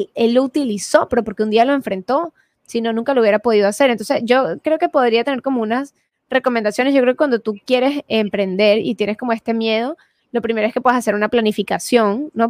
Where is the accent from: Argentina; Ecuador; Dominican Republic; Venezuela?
Venezuela; yo soy venezolana